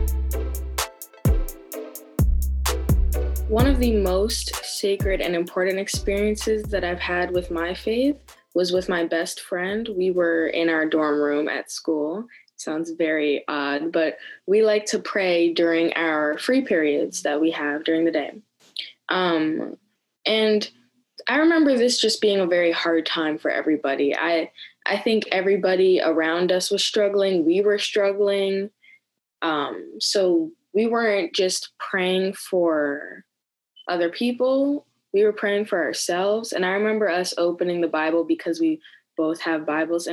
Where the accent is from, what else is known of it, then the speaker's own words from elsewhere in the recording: New Jersey, United States; I'm from New Jersey.